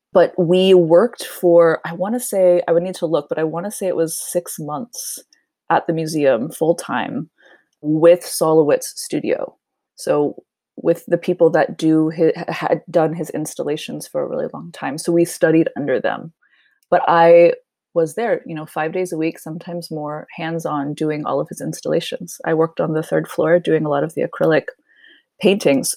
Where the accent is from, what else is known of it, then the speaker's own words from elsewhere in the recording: Nevada, Missouri, United States; moved away as an adult; also born or lived in Indianapolis, Indiana / Bloomington, Indiana; now in Sweden; we moved to a really small town in southern Missouri called Nevada, spelled like Nevada, pronounced Nevada, and that's where I grew up. So I, I was there all the way through high school